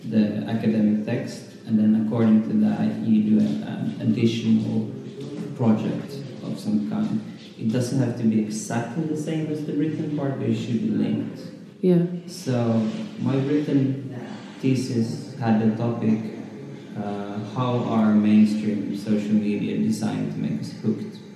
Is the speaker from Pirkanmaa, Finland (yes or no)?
no; Helsinki, Uusimaa, Finland; now in Berlin, Germany; I come from Helsinki. I live in Berlin since a few years.